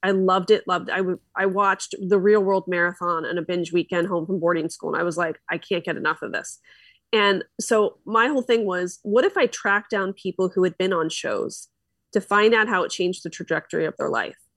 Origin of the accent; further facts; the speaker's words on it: Philadelphia, Pennsylvania, United States; now in Orange County, United States; I'm from Philly, and I'm still a Philly girl